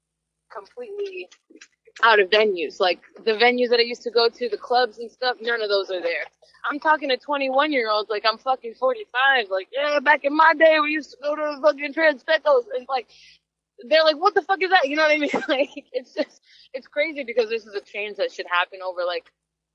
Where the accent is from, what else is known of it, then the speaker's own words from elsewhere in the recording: New York City, New York, United States; I'm a New Yorker.